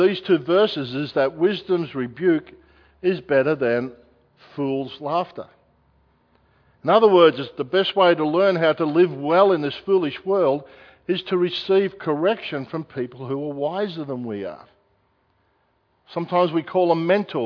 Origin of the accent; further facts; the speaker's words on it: Australia; I'm an Australian citizen